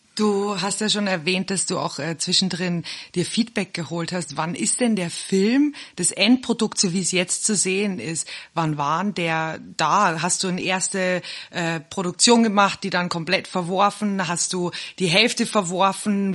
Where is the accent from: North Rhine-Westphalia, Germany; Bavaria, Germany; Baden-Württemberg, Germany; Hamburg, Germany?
Bavaria, Germany; now in South Africa; Wir sind ja beide aus Bayern